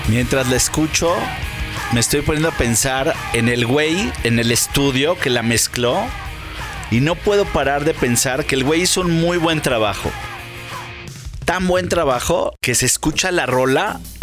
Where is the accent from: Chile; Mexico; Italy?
Mexico; Yo soy mexicano